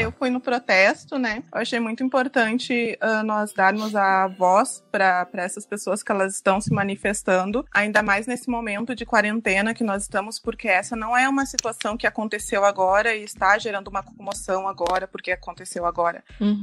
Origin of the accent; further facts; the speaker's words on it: Brazil; now in Ireland; nós somos negros, nós somos brasileiros